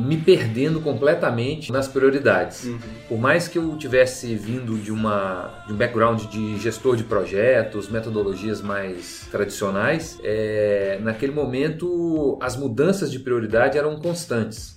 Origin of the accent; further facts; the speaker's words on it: Belo Horizonte, Minas Gerais, Brazil; moved away as an adult; now in São Paulo, Brazil; Foi aí que eu me mudei para São Paulo, eu sou de Belo Horizonte, me mudei para São Paulo com família e cachorro e tudo